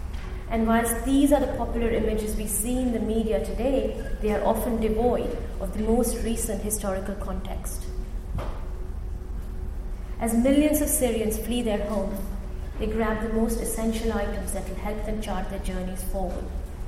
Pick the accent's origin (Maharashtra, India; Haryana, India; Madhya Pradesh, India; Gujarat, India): Gujarat, India; the government of India turned off internet for 63 million people in my home state of Gujarat.